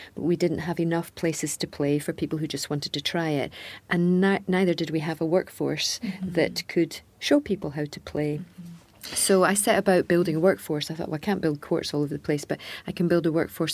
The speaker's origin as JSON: {"language": "English", "region": "Scotland", "country": "United Kingdom", "said": "a Scottish tennis person all my life"}